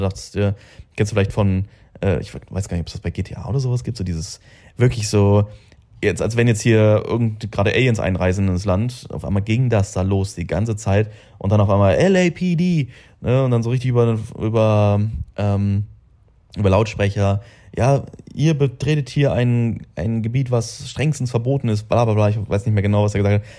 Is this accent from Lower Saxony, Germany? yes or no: yes; Braunschweig, Lower Saxony, Germany; moved away as an adult; now in Dubai, United Arab Emirates; bei mir in Braunschweig